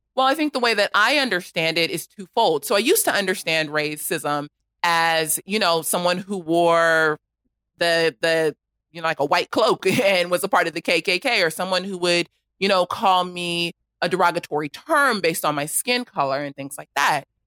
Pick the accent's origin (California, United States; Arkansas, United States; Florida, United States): California, United States; Los Angeles; I grew up in South Los Angeles